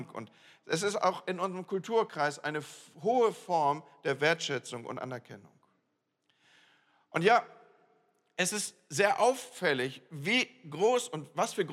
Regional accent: Northern Germany, Germany; ich komme aus dem Land, wo Moin Moin schon gesabbelt ist, wo man eigentlich nur Moin sagt

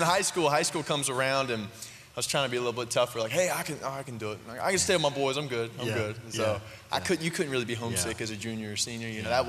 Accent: High Point, North Carolina, United States; I'm from High Point, right next door, and I graduated from High Point Central back in 2007.

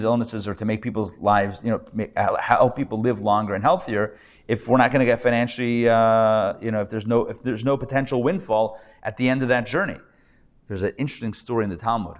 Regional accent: Pittsburgh, Pennsylvania, United States; now in Atlanta, United States; I'm from Pittsburgh originally, I grew up there.

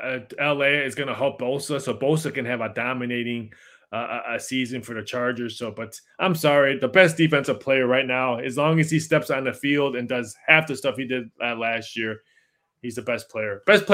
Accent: Chicago, Illinois, United States; Born and raised in Chicagoland area

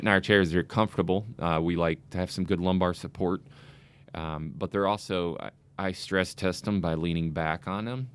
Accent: Tennessee, United States; moved away as an adult; now in Saint Charles, United States; I'm originally from Tennessee.

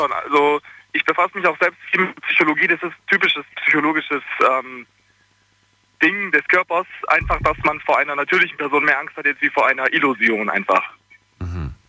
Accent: Bosnia & Herzegovina; now in Ulm, Germany; ich komme aus Bosnien und ich bin ähm, also ich, ich bin muslimisch, aufgewachsen

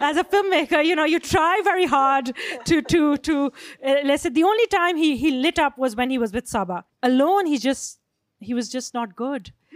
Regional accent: Pakistan; I come from Pakistan

